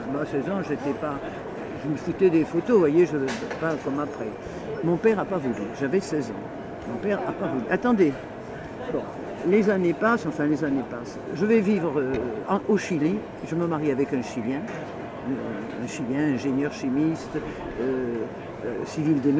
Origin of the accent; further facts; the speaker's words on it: Paris, Île-de-France, France; also born or lived in Marseille; je suis né à Paris, j'ai vécu à Paris, j'ai vécu à Marseille, puis j'ai vécu ailleurs à l'étranger.